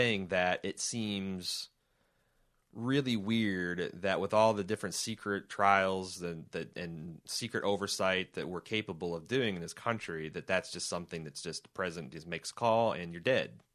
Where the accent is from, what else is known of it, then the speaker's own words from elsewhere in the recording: United States; we as American people